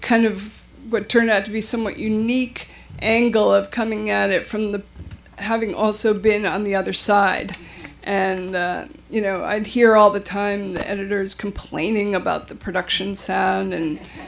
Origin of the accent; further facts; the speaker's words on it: New York, United States; also born or lived in Madison, Wisconsin; as a child, I grew up in New York